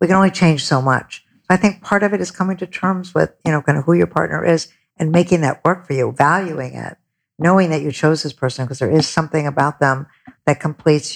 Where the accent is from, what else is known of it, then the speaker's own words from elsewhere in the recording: Buffalo, New York, United States; I'm a very middle America. I grew up in Buffalo